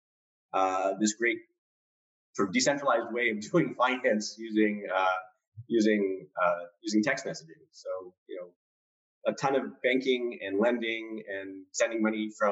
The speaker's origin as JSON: {"language": "English", "town": "Cupertino", "region": "California", "country": "United States", "tie": "born or raised there", "said": "I grew up in Cupertino, California."}